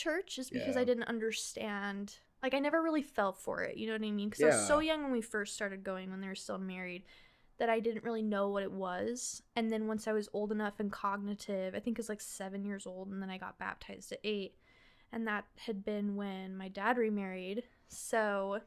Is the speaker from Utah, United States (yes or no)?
yes; Lehi, Utah, United States; I grew up in Lehi, which my high school mascot was a Mormon pioneer.